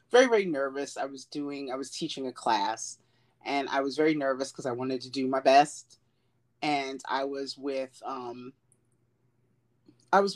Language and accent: English; United States